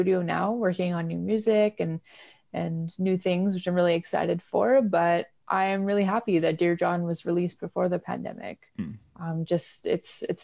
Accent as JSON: {"language": "English", "town": "Vancouver", "region": "British Columbia", "country": "Canada", "tie": "born or raised there", "said": "I grew up in Vancouver, BC."}